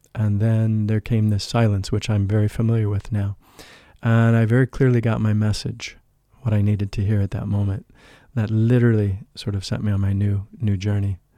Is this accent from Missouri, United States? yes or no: yes; St. Louis, Missouri, United States; moved away; I grew up in the Midwest of the United States in Saint Louis